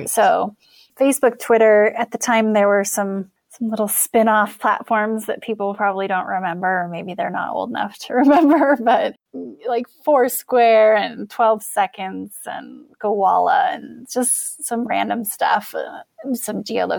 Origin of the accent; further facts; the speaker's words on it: Wyoming, United States; I'm a girl from Wyoming. I grew up in a trailer park.